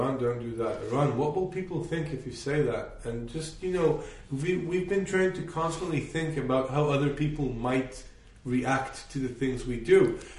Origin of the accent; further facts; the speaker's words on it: China; My parents were really good. I grew up in so many different environments. My school in China was super significant.